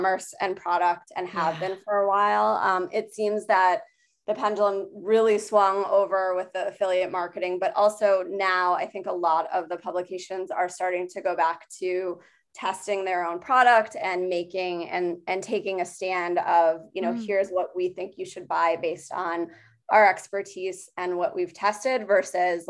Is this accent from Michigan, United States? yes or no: yes; Michigan, United States; now in Chicago, United States; I'm from Michigan originally